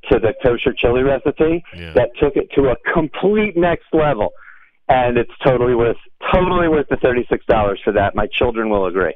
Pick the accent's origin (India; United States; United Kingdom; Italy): United States; Virginia; now in Hollywood, Florida, United States; I grew up in Virginia